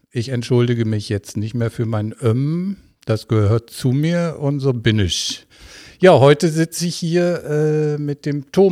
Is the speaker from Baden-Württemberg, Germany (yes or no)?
no; Bocholt, North Rhine-Westphalia, Germany; now in Duisburg, Germany; Also, ich aus Bocholt, ja.